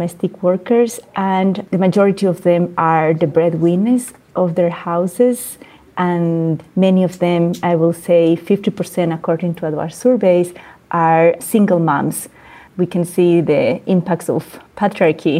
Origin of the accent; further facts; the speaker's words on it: Bolivia; moved away; also born or lived in Mexico / Canada; I am born and raised in Bolivia, and I am based in between Mexico and Canada